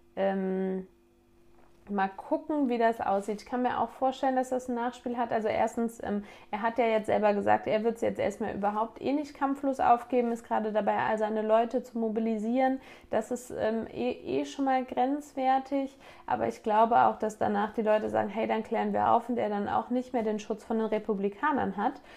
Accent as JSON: {"language": "German", "town": "Grevenbroich", "region": "North Rhine-Westphalia", "country": "Germany", "said": "Dorf wie bei mir Neuenhausen, ich komme aus Neuenhausen, wohne hier."}